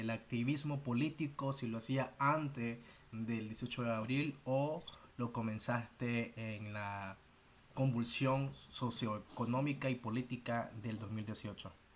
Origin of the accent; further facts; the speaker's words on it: Nicaragua; como decimos nicaragüenses